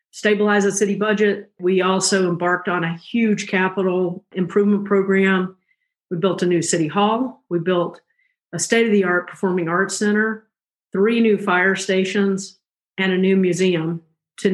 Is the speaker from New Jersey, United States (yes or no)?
no; South Carolina, United States; moved away as an adult; also born or lived in Georgia / Clark County, Nevada; I grew up in South Carolina.